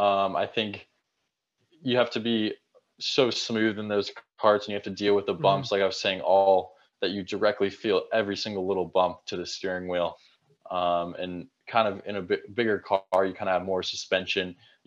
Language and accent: English; Arizona, United States; I'm from Arizona.